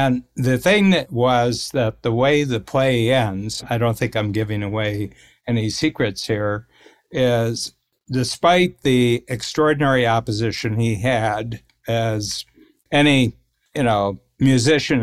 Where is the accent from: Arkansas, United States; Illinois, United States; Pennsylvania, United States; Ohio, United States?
Ohio, United States; Northern; We're both from Northern Ohio, sort of, you know, blue collar